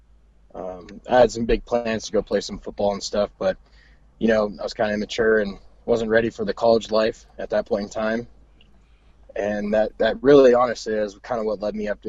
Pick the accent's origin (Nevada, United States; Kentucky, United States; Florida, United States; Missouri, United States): Nevada, United States; Las Vegas; moved away as an adult; also born or lived in Lancaster, California; now in Reno, United States; I was about 4 years old, I think, three or four. Moved out there, and then I spent pretty much, I mean, the bulk of my life up until I there, yeah, the bulk of my life up until I joined the military. Growing up in Vegas